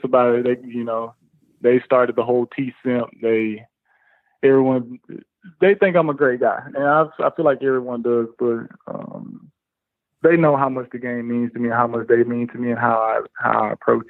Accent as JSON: {"language": "English", "country": "United States", "moved": "yes", "said": "as an American"}